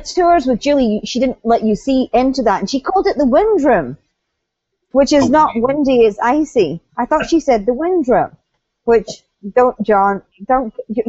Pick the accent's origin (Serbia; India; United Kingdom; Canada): United Kingdom; I'm British